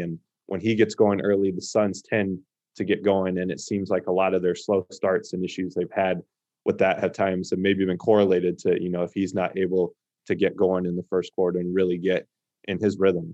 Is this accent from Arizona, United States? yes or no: yes; Phoenix, Arizona, United States; growing up in the Valley